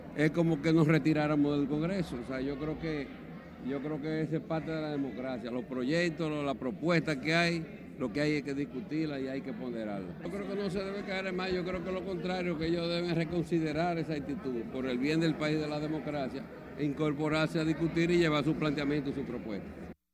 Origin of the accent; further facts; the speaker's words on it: Dominican Republic; nosotros como dominicanos